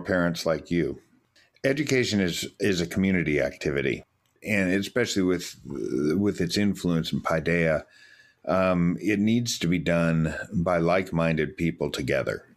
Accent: United States; I'm an American

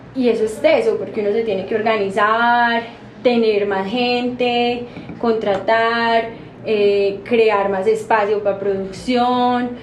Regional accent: Medellín, Antioquia, Colombia; also born or lived in New York, United States; amo Colombia, amo Medellín, soy más paisa que la arepa

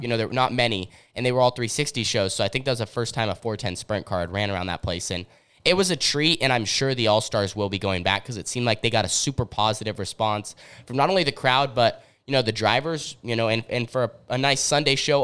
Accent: Southern Oregon, United States; we're, we're from Southern Oregon.

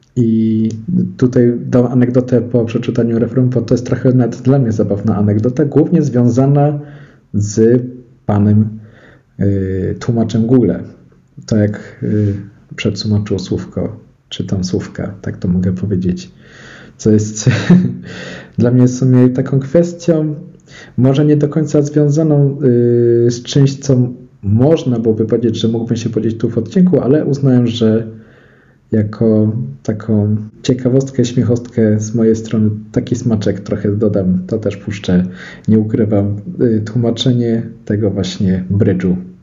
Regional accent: Szczyrk, Silesian Voivodeship, Poland; jak się przyjedzie do Szczyrku, to jest koło Bielska Białej

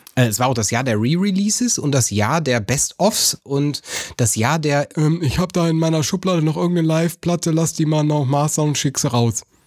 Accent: North Rhine-Westphalia, Germany

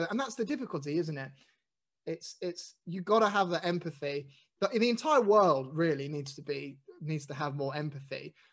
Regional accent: United Kingdom; I'm white and I'm British and I'm probably middle class.

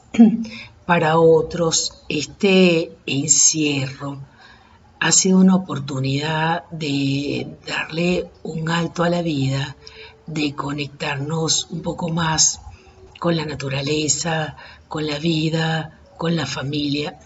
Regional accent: Caracas, Capital District, Venezuela; los que somos caraqueños y venezolanos

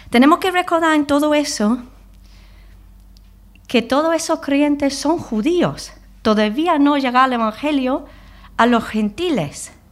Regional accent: England, United Kingdom; Spanish is a second language; now in Spain; Yo llevo 20 años aquí. Tengo costumbres españoles. Soy inglesa.

